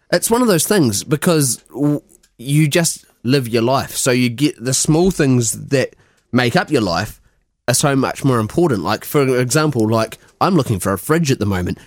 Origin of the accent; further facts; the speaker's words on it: Christchurch, Canterbury, New Zealand; moved away as an adult; also born or lived in London; now in Scotland; I'm from Christchurch.